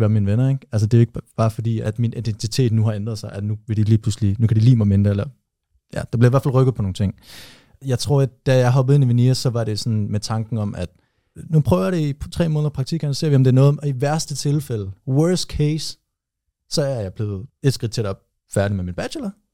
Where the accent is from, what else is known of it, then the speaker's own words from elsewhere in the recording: Aarhus, Central Denmark Region, Denmark; moved away; mine venner derhjemme i Aarhus, hvor jeg kommer fra